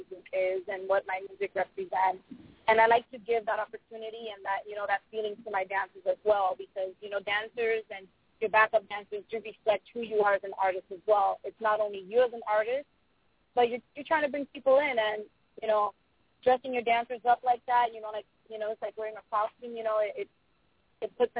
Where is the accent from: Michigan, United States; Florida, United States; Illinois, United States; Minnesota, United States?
Florida, United States; Miami; also born or lived in Lowell, Massachusetts; I was born in the States, in Lowell, Massachusetts, with Miami when I was one